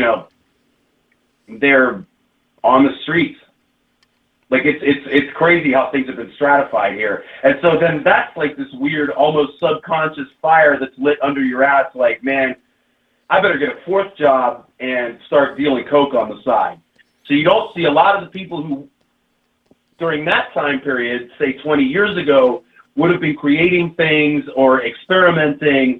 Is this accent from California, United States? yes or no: no; Pittsburgh, Pennsylvania, United States; moved away; I grew up in Pittsburgh, which was also, had some similar issues as Detroit